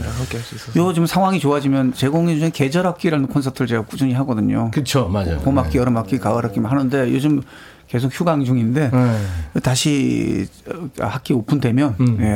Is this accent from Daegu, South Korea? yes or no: yes; Daegu, South Korea; 저도 대구 출신입니다.